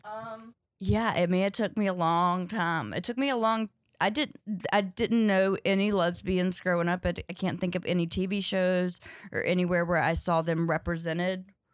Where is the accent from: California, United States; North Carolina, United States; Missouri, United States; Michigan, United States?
North Carolina, United States; Ridgemont; also born or lived in Louisville / Chicago; now in New York, United States; I grew up in Ridgemont, North Carolina, uh, but nobody knows where that is, so I say Durham